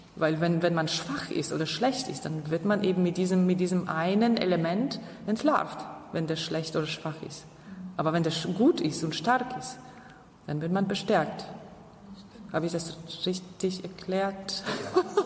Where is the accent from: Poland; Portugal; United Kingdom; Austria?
Poland; Upper Silesia; moved away; Ich komme ja aus Oberschlesien